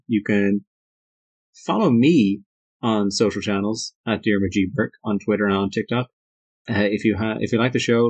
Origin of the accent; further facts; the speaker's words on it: Ireland; We are both Irish.